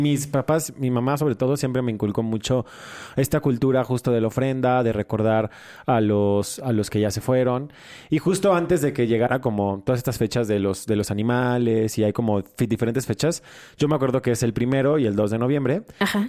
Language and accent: Spanish; Mexico